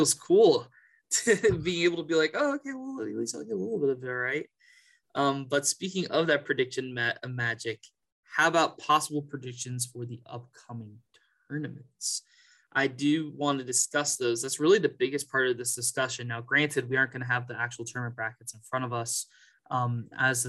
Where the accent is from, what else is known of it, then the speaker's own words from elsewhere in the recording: Kansas, United States; I am a Kansas College boy growing up on Kansas and Kansas State